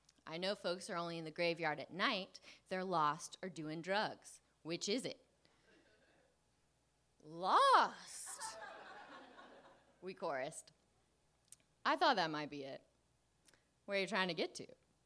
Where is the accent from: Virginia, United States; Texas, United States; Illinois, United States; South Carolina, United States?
South Carolina, United States; Columbia; Growing up in Columbia, South Carolina